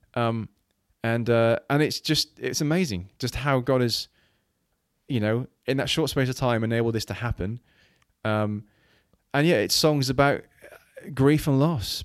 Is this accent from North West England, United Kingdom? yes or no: no; Wales, United Kingdom; moved away; growing up in Wales, you know, my, my, my parents plighted the church